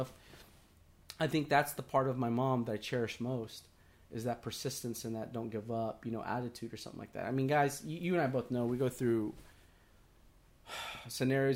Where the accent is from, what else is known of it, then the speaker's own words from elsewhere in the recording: Houston, Texas, United States; the Houston Oilers when they were here